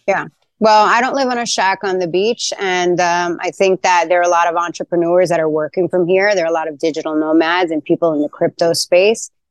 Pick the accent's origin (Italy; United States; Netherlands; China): United States; New York City, New York; moved away as an adult; now in Tulum, Mexico; my days of growing up in Queens